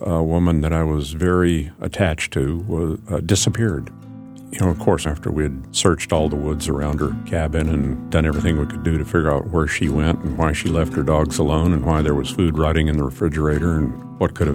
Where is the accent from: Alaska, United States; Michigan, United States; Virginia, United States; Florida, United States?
Alaska, United States; Anchorage; When I was growing up in Anchorage